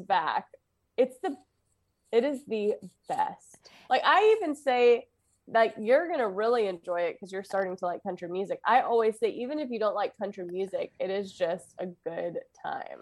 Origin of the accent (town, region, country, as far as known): Louisiana, United States